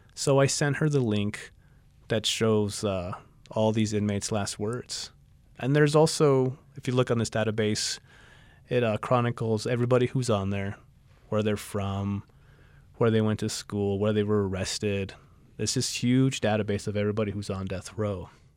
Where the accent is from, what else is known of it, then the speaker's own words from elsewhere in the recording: El Paso, Texas, United States; now in Tucson, United States; I'm from El Paso, Texas originally, and I live in Tucson, Arizona